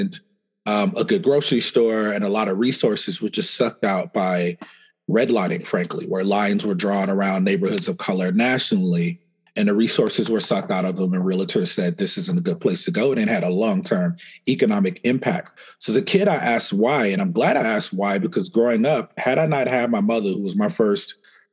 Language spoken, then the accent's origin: English; Omaha, Nebraska, United States; I grew up in Omaha, Nebraska